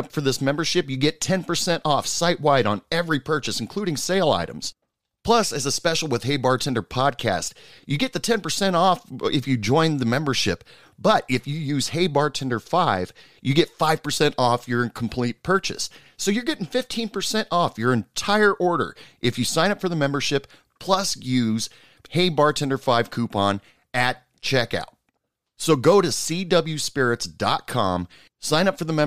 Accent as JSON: {"language": "English", "region": "Oregon", "country": "United States", "moved": "yes", "lives_now": "West Texas, United States", "said": "I'm originally from Oregon, and I live in West Texas right now"}